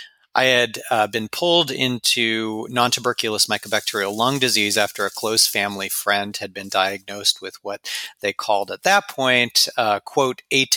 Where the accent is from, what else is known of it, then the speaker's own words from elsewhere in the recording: Los Angeles, California, United States; My hometown.